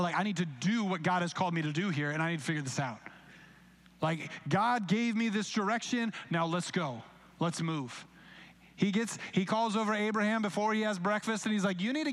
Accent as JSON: {"language": "English", "town": "Grand Rapids", "region": "Michigan", "country": "United States", "said": "Grand Rapids"}